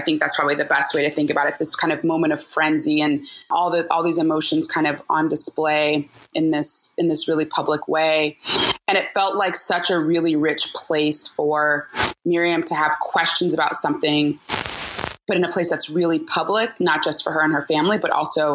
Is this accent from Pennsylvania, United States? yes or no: no; Cleveland, Ohio, United States; now in Oakland, United States; I'm originally from Cleveland, Ohio, and I currently live in Oakland, California